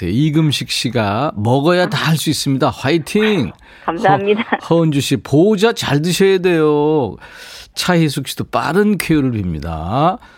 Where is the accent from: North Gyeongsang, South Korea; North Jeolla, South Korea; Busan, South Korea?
North Gyeongsang, South Korea; Yeongju; 5261님도 저도 고향이 영주예요.